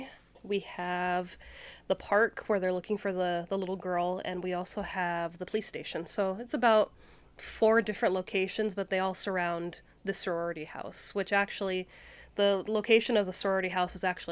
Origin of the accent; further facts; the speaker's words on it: Canada; accent: Canadian; I mean, I'm Canadian, and once in a while, it'll slip out.